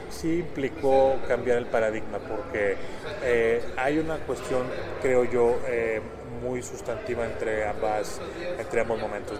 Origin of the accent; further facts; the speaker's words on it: Monterrey, Nuevo León, Mexico; moved away as an adult; now in Mexico City, Mexico; yo soy originario de Monterrey